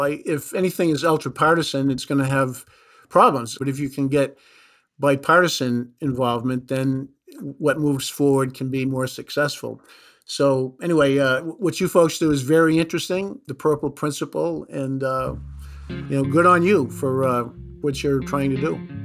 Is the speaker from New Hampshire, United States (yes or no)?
yes; New Hampshire, United States; growing up in New Hampshire